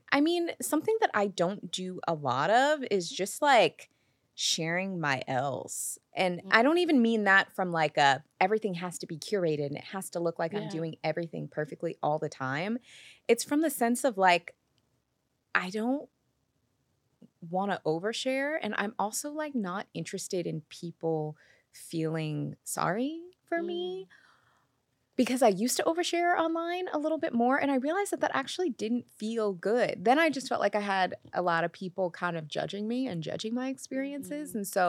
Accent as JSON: {"language": "English", "town": "Seattle", "region": "Washington", "country": "United States", "tie": "born or raised there"}